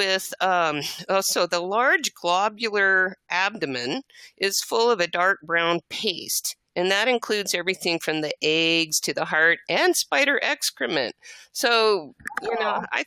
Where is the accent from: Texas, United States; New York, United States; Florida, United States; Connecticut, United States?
Texas, United States; El Paso; also born or lived in Fort Worth, Texas; I was born in Fort Worth, Texas. That's before we moved to El Paso.